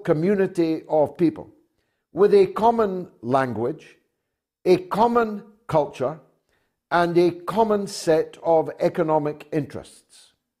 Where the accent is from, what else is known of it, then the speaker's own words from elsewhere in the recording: Scotland, United Kingdom; the difference between my accent and yours between Scotland and London